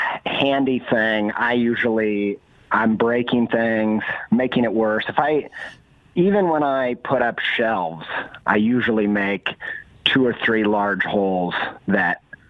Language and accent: English; Indiana, United States; also born or lived in England; now in Columbus, United States; I grew up in Indiana, and I lived in England, and then I've kind of lived in the city since then